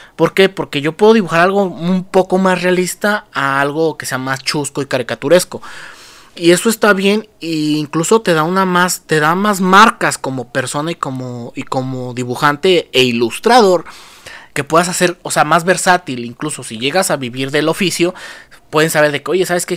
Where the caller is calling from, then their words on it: Mexico; saludos desde México